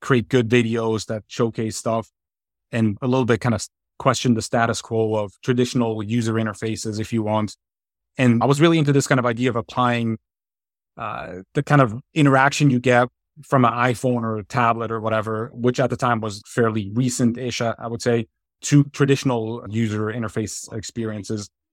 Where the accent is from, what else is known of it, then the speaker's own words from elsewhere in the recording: outside Zurich, Switzerland; moved away as an adult; now in United States; born and raised in Switzerland, I grew up, uh, a little bit outside of the, the city limits of Zurich in a, in a small town